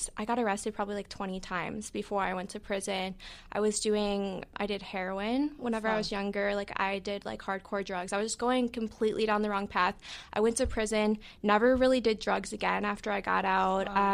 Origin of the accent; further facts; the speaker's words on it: Chicago, Illinois, United States; I'm from Chicago